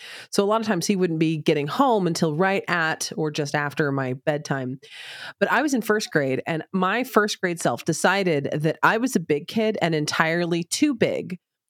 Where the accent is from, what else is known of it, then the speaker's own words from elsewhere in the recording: United States; As an American, I'm supposed to wedge Thanksgiving in there, but I'm bad at being an American